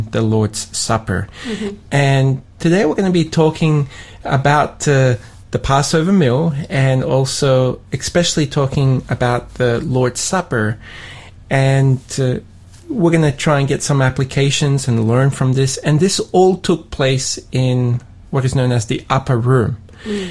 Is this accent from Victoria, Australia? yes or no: no; Sydney, New South Wales, Australia; now in Tasmania, Australia; Even though I grew up in Australia, I grew up in Sydney, I went to an ethnic church